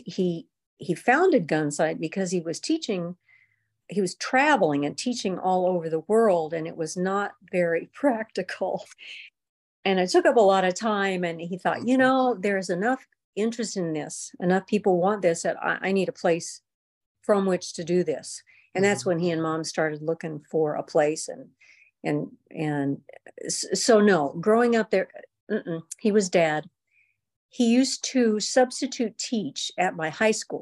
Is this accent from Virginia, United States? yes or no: no; Big Bear Lake, California, United States; when I was growing up in Big Bear